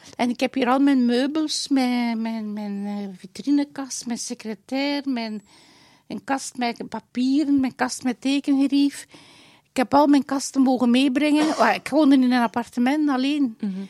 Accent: Dendermonde, Flanders, Belgium; moved away; Dendermonde, mijn geboortestad.

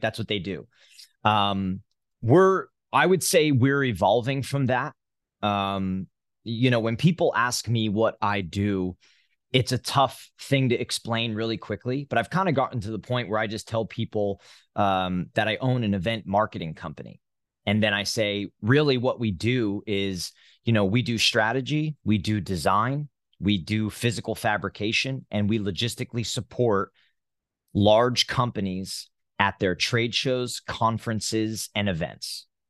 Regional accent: New Jersey, United States; moved away; I'm from New Jersey, born and raised

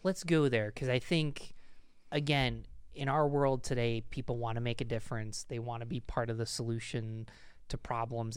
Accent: United States; also born or lived in Pennsylvania / Rochester; I'm an American

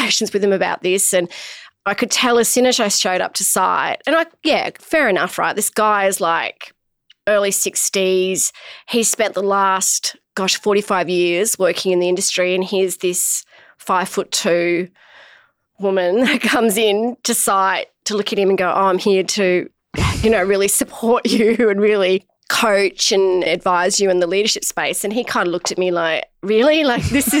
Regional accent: Australia; also born or lived in Shanghai, China; I grew up in Australia

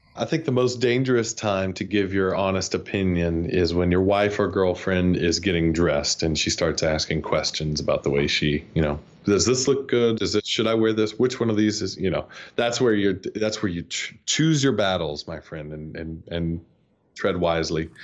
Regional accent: North Georgia, United States; moved away; I grew up in North Georgia, where it's cold all the time

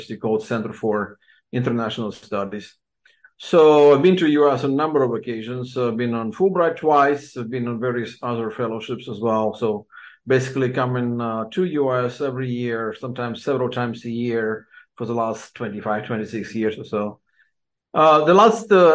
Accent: Odesa, Odesa Oblast, Ukraine; English is a second language; I've been born and raised in Odessa, Ukraine, 53

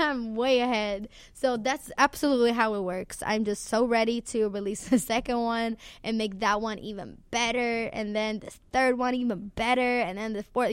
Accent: Sweden; I'm from Sweden

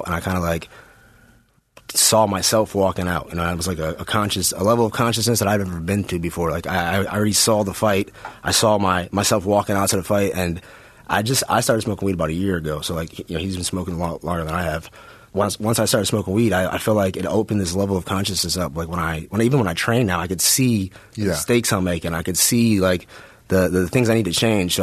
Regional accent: Milwaukee, Wisconsin, United States; I'm a kid from Milwaukee, Wisconsin

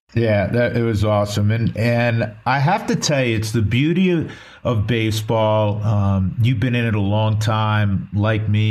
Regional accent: Northeast, United States; I'm from the Northeast

